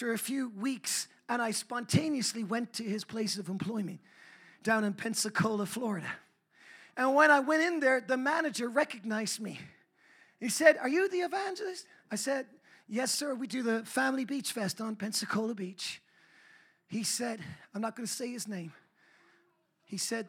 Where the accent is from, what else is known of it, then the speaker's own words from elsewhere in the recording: Ireland; I'm an Irishman